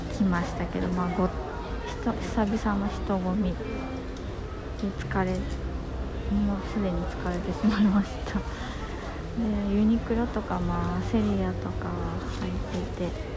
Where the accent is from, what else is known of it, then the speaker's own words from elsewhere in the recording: Osaka, Japan; now in Tokyo, Japan; 大阪出身で阪急沿線にしか、生きてませんでしたけど